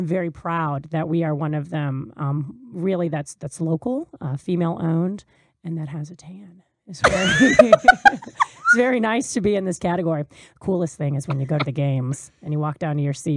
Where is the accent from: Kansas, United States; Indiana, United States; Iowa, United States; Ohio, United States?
Kansas, United States; I'm from Kansas